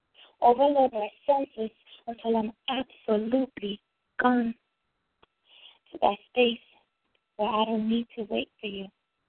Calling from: Virginia, United States; I'm calling from Virginia.

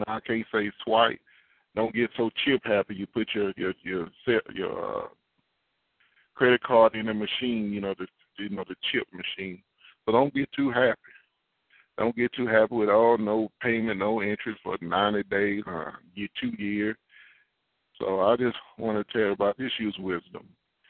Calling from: Katy, Texas, United States; I'm calling from Katy, Texas, / Houston, Texas.

